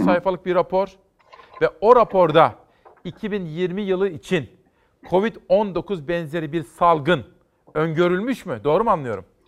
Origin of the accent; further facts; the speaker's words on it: Kütahya, Turkey; Kütahya'dan, memleketimden